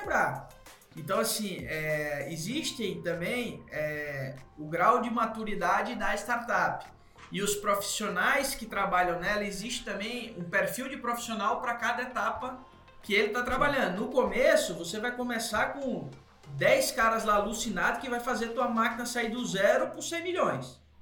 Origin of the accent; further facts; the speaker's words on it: Natal, Rio Grande do Norte, Brazil; moved away as an adult; now in São Paulo, Brazil; eu sou de Natal, né? Tava em Natal, vim pra RAP em São Paulo